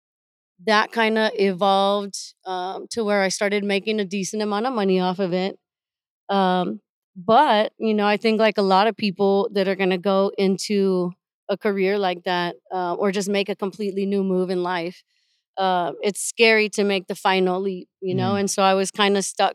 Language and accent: English; Lima, Peru; now in Austin, United States; From Lima, Peru